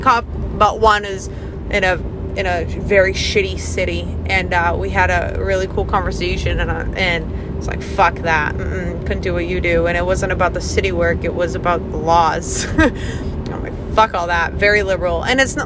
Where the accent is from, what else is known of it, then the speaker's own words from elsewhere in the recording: Maine, United States; my home state, actually, which is Maine.